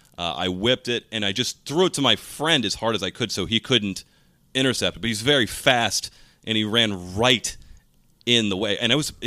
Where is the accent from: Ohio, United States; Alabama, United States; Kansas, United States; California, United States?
Ohio, United States; moved away as an adult; also born or lived in New York; I liked growing up in Ohio.